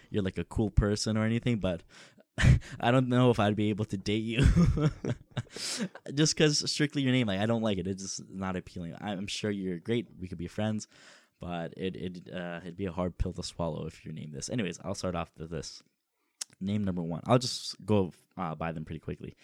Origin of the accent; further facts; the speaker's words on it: Toronto, Ontario, Canada; Toronto, the Six, uh, it's, it's home for us